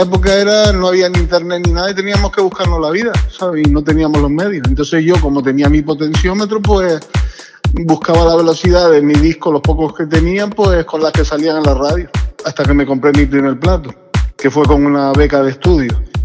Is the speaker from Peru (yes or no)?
no; Tenerife, Canary Islands, Spain; yo nací aquí en Tenerife, y, y pues pertenecía a un grupo de break aquí